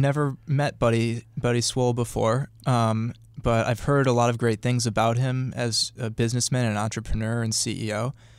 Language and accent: English; Milwaukee, Wisconsin, United States; Well, I'm from Milwaukee, but...